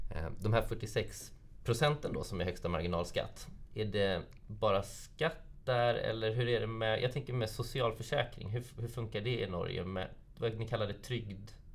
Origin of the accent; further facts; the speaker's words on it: Sweden